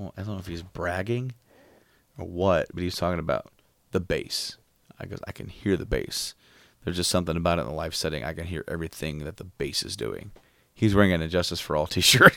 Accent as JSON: {"language": "English", "town": "Frankfort", "region": "Indiana", "country": "United States", "said": "we were from, like, uh, just north of Indy in Frankfurt"}